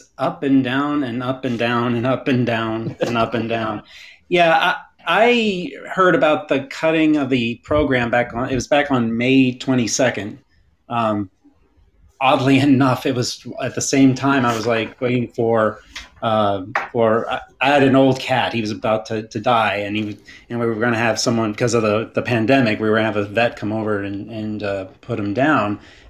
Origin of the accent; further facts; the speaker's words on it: Huntsville, Alabama, United States; moved away as an adult; now in Raleigh, United States; I've been living here in the Raleigh area for about 20 years now. But I am from Huntsville originally, born and raised there, and I'm a UAH alum.